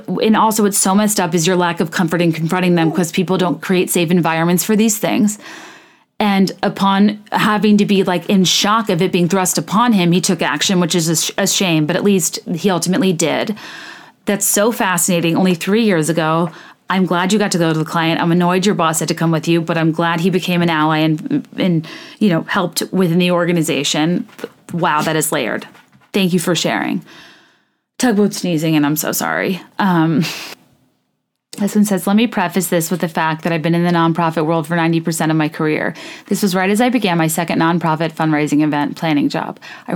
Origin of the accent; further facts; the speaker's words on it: Annapolis, Maryland, United States; Another note, I grew up in Annapolis, Maryland, acutely acquainted with boats, yachts, and their value, generally treating sailing with reverence because it was all over my city.